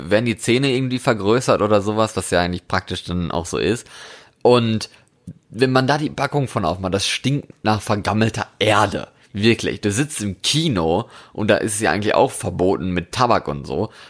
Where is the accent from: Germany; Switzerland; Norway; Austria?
Norway; also ich komme ja quasi aus Norwegen. Ich habe da lange gewohnt, das wissen die Leute, die uns regelmäßig hören.